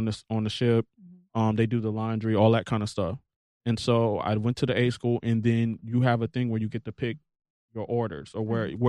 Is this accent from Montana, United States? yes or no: no; Hampton, Virginia, United States; moved away; I'm from Hampton. My mother did 20 years in the Navy. My father did 20 years in the Marines.